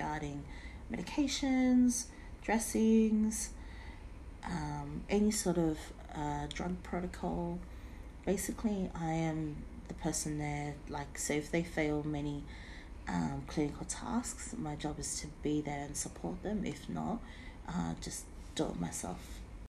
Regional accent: Sydney, New South Wales, Australia; Everyone knew I was from Campbelltown

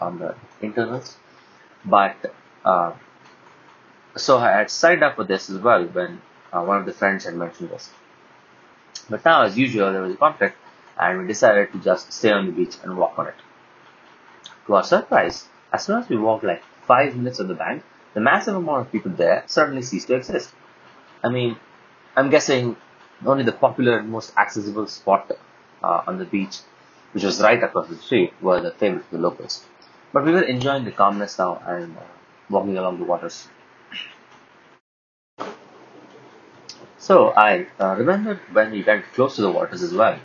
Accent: India; We're all from India

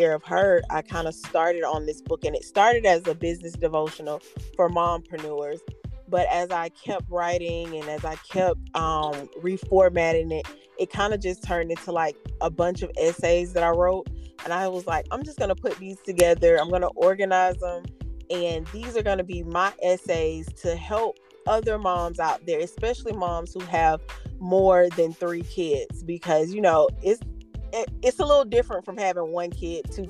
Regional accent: Albany, Georgia, United States; I grew up about 3 hours south of Atlanta, hour north of Tallahassee, in a place called Albany

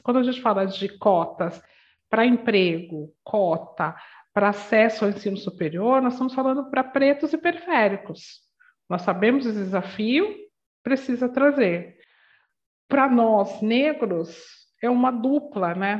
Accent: São Paulo, Brazil; eu venho da Zona Leste de São Paulo, uma comunidade muito simples

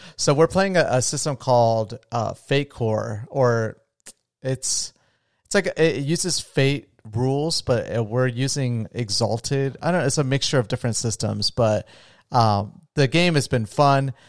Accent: Florida, United States; now in Las Vegas, United States; from my home state of Florida

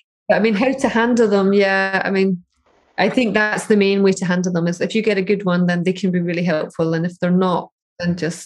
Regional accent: Scotland, United Kingdom; So I'm Scottish, I'm a mechanical engineer, I want to be a data scientist.

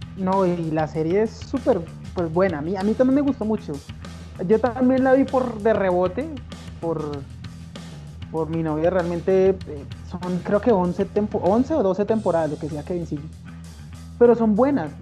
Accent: Bogotá, Bogotá Capital District, Colombia; soy un pésimo bogotano

